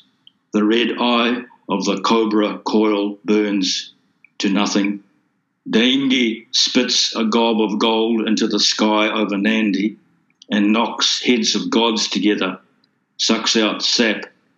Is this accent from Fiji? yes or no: yes; Fiji; it's about growing up in Fiji, mm-hmm. and looking back at that and at the changes that were taking place.